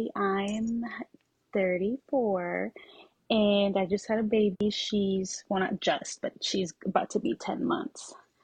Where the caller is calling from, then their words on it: Mansfield, Texas, United States; I am in Mansfield, Texas, which I'm sure nobody knows where that is, but it's in the DFW area.